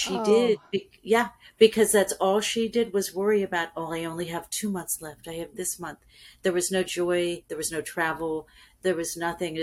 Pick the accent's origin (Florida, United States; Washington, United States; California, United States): California, United States; now in Panama City, United States; I was raised in California